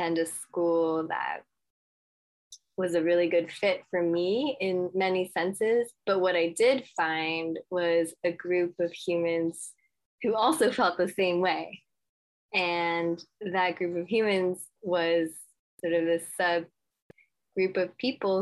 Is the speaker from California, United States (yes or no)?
yes; Los Angeles, California, United States; I was born and raised in Los Angeles